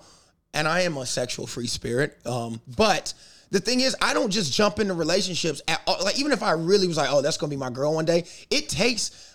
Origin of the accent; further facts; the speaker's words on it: South Carolina, United States; moved away; South Carolina, the Carolina, because I grew up in both.